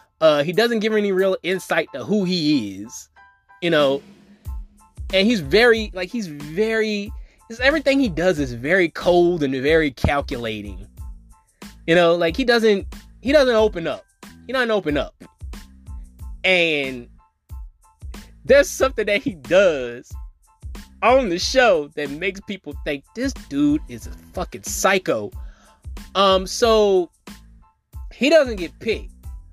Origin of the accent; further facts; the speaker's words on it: New Orleans, Louisiana, United States; because I'm from New Orleans. But, like, also, people don't think I'm from New Orleans.